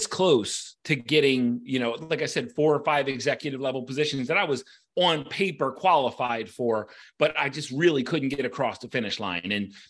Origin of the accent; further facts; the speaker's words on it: Baltimore, Maryland, United States; I grew up, I'm a Baltimorean. I grew up in Baltimore.